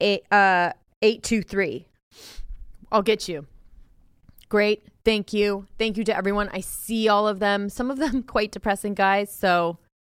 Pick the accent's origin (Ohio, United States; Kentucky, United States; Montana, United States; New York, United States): Ohio, United States; moved away; I'm from Ohio